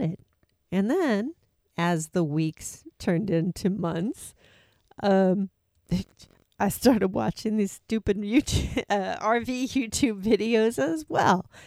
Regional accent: Seattle, Washington, United States; moved away as an adult; also born or lived in Atlanta, Georgia; we came from the Pacific Northwest, but we'd been out on the East Coast. But in twenty nineteen, we need, we moved back home to Seattle, Washington

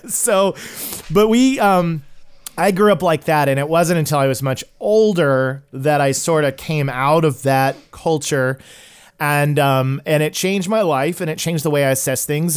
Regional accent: Tulsa, Oklahoma, United States; I'm originally from Tulsa, Oklahoma

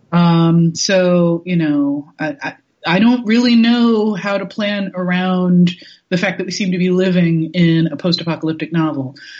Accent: New York, United States; I am a New Yorker

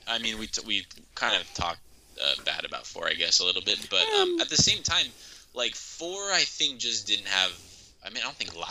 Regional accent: the Bay Area, California, United States; I'm from the Bay Area.

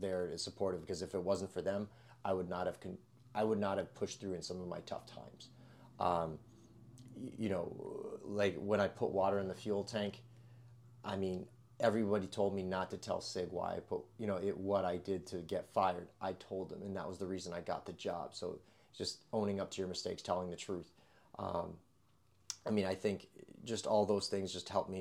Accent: West Springfield, Massachusetts, United States; moved away as an adult; also born or lived in Alaska / northern Connecticut; now in Connecticut, United States; West Springfield, Mass

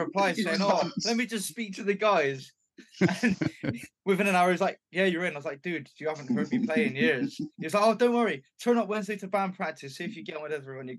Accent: Bristol, South West England, United Kingdom; born or raised there

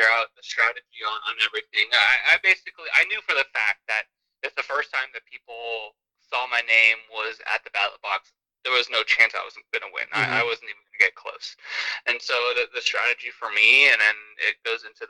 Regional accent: United States; I grew up in America, like, you know, like I am as American as they come

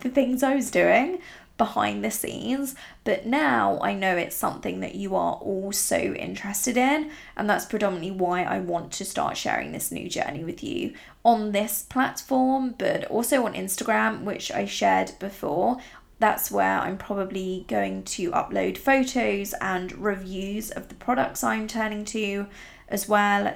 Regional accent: Italy; now in England; I grew up in really rural Italy

